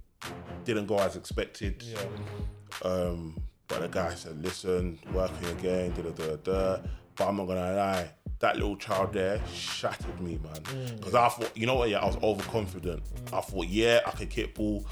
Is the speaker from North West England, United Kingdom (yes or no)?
no; London, United Kingdom; Being from around here as well, there were a lot of, like, football schools, football little things going on around here.